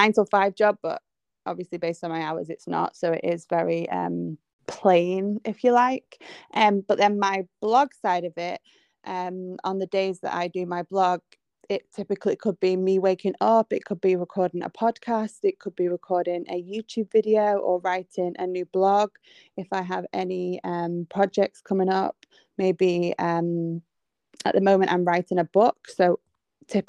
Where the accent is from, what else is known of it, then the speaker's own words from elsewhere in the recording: England, United Kingdom; I am from England, if you can't tell by my accent.